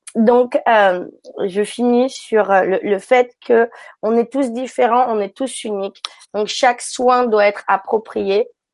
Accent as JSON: {"language": "French", "country": "France", "tie": "born or raised there", "also_born_or_lived": "Africa", "moved": "as an adult", "lives_now": "San Francisco, United States", "said": "j'ai grandi en France et puis je suis partie par la suite en Afrique euh, quand j'étais ado"}